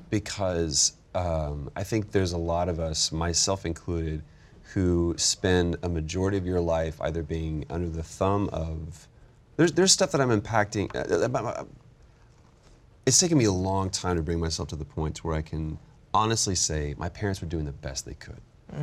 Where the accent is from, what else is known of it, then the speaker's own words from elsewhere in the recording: Dallas, Texas, United States; I'm from Dallas.